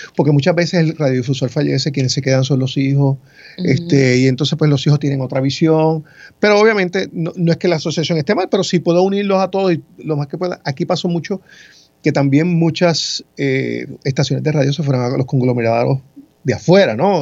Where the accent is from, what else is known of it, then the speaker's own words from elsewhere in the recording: Ponce, Puerto Rico; moved away as an adult; also born or lived in Mayagüez; now in San Juan metropolitan area, Puerto Rico; nací en Mayagüez, me crié en Ponce y llevo muchos años en el área metropolitana acá laborando